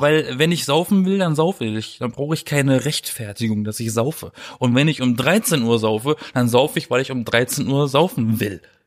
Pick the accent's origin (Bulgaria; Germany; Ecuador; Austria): Germany; Black Forest, Baden-Württemberg; born or raised there; now in Berlin, Germany